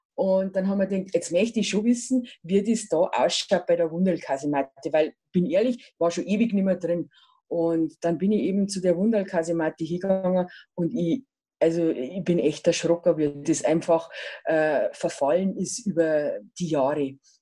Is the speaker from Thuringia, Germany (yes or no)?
no; Ingolstadt, Bavaria, Germany; ich bin im Pius-Viertel aufgewachsen